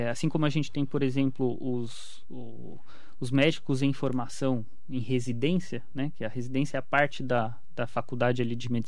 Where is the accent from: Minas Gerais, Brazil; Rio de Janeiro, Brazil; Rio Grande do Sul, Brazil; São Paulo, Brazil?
São Paulo, Brazil; Mogi das Cruzes; Quando eu era criança, eu morava na Vila Suíça, era Sim. rua de terra ainda.